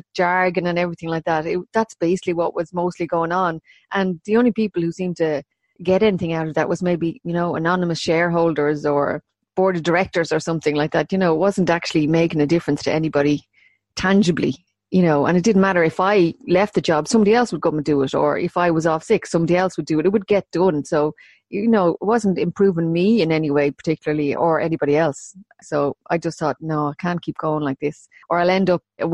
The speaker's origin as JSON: {"language": "English", "town": "Maynooth", "region": "County Kildare", "country": "Ireland", "tie": "born or raised there", "also_born_or_lived": "London / Dublin", "moved": "as an adult", "said": "I'm from Maynooth, born and bred, and I have lived away from Maynooth probably more than I've lived in it now at this stage of my life"}